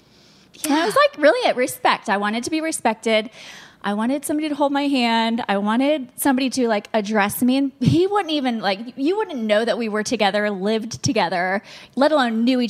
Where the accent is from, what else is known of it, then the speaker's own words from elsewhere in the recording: Florida, United States; moved away as an adult; also born or lived in London, Ontario, Canada; I'm from Florida